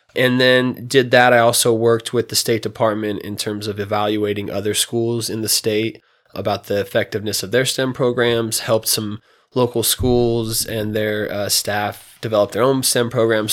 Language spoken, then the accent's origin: English; Reno, Nevada, United States; also born or lived in Fallon, Nevada; I was raised here, um, you know, moved to Reno when I was two from Fallon